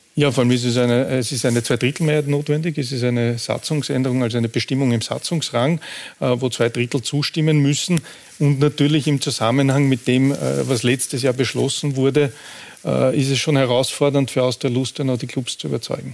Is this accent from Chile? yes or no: no; Austria; bei uns in Österreich